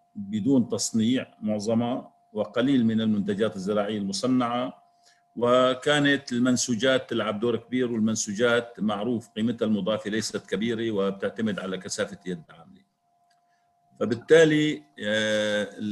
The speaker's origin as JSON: {"language": "Arabic", "country": "Syria"}